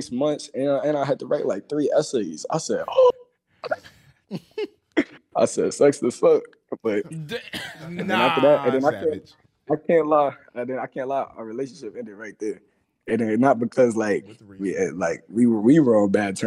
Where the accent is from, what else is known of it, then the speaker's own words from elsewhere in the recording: Texas, United States; now in Pennsylvania, United States; I'm from Texas, but I moved to Pennsylvania.